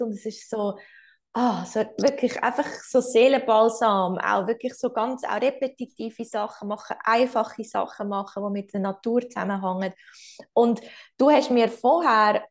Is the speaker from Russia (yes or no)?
no; Switzerland; bei uns in der Schweiz